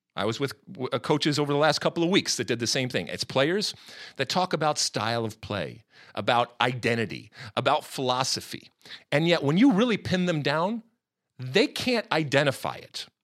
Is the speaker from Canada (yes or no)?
no; United States; me as an American